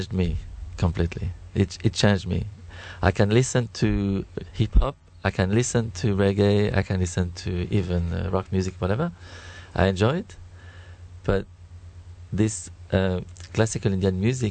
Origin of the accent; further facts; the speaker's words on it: France; now in Australia; I come from France